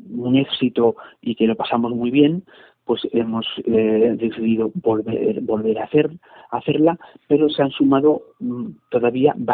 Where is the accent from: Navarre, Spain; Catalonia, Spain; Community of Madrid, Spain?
Community of Madrid, Spain; Madrid; No, no, yo soy de Madrid. yo ah, soy de Madrid, de toda la vida.